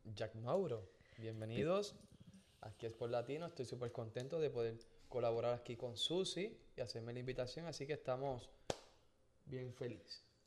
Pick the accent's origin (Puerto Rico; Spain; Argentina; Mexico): Puerto Rico; Gurabo; mi pueblo en Gurabo, en Puerto Rico